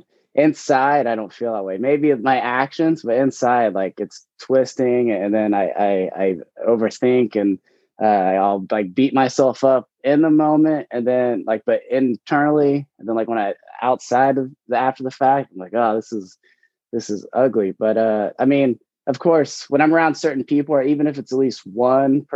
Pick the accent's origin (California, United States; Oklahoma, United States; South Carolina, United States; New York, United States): Oklahoma, United States; I grew up in Oklahoma